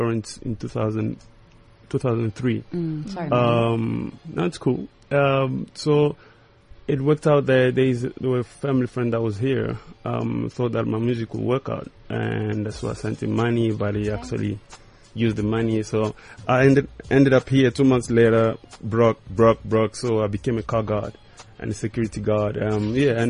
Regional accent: DR Congo; now in South Africa; I'm originally from the DRC

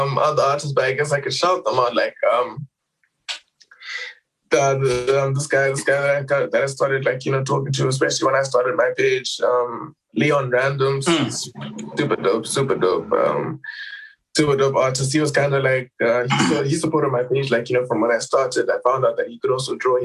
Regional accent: Harare, Zimbabwe; I'm from Zim

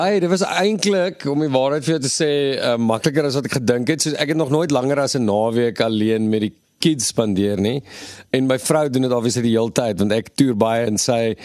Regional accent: Western Cape, South Africa; ons kom van die Kaap af

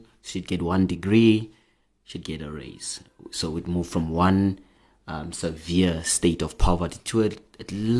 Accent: Cape Town, Western Cape, South Africa; also born or lived in Khayelitsha / Grassy Park / Somerset West; I was born and bred in Cape Town. I lived all over Cape Town

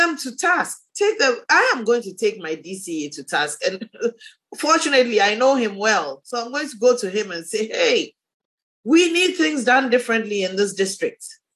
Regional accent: Ghana; the women in my district, in my hometown

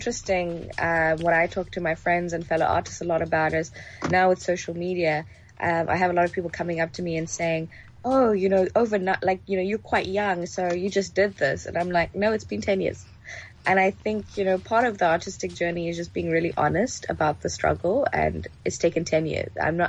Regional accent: Johannesburg, Gauteng, South Africa; also born or lived in Egypt / Nigeria; I grew up in Joburg in the late 90s. And along the way in my childhood, I traveled a lot, quite a few parts of Africa with my family. So I've lived in Egypt, Nigeria, among other places.

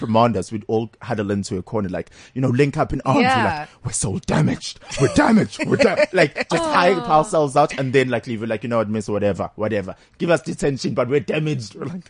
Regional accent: Durban, KwaZulu-Natal, South Africa; Because I grew up in Durban.

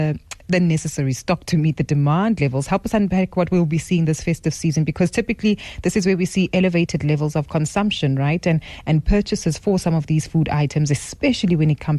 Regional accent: South Africa; as South African consumers

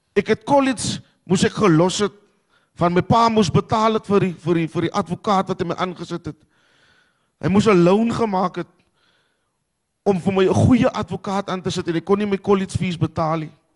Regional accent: Cape Town, Western Cape, South Africa; ek is van die Kaapse vlakte

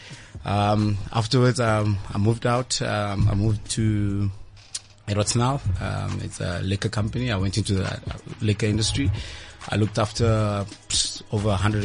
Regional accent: Middelburg, Mpumalanga, South Africa; moved away as an adult; now in Pretoria, South Africa; I grew up in Middleburg. It's all the way in Mpumalanga

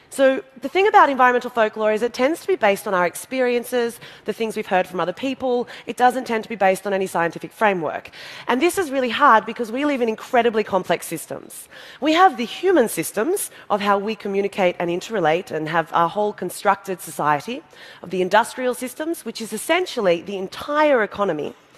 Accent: Australia

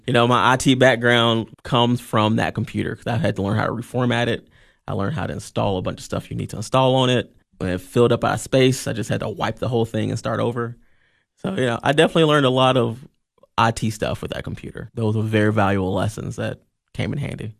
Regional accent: Columbia, Tennessee, United States; moved away as an adult; now in Cookeville, United States; I grew up in Columbia, Tennessee, um, and I moved up here in two thousand and five for Tennessee Tech

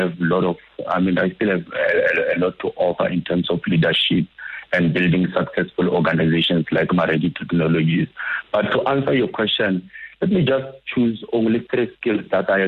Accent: Limpopo, South Africa; I'm from Limpopo also

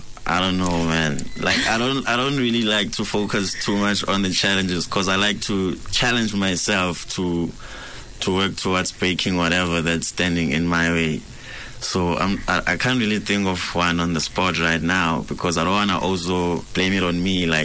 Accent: Eswatini; also born or lived in Nelspruit, Mpumalanga, South Africa; now in Johannesburg, South Africa; I'm an artist, creative, born in Eswatini. But I'm fresh from Mpumalanga right now. I've been in Nelspruit for the past few years

